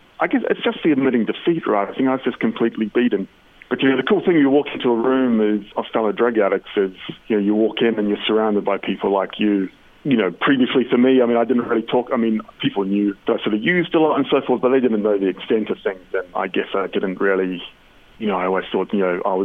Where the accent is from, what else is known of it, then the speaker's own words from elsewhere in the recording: New Zealand; I'm obviously from New Zealand